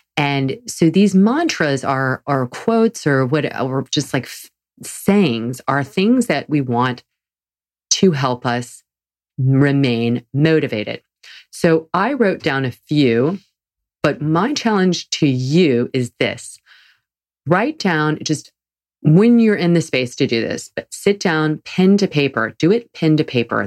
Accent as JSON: {"language": "English", "region": "the South", "country": "United States", "said": "I'm from the South."}